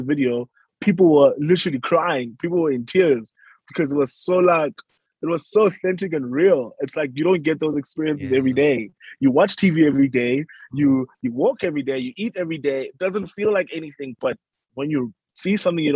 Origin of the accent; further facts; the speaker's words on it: Uitenhage, Eastern Cape, South Africa; I am a South African Xhosa person, grew up in Uitenhage, Eastern Cape